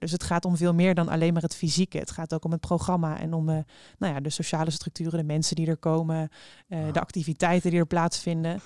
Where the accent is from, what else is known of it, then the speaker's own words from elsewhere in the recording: Eindhoven, North Brabant, Netherlands; now in Rotterdam, Netherlands; ik kom oorspronkelijk uit Eindhoven. Ik woon zelf in Rotterdam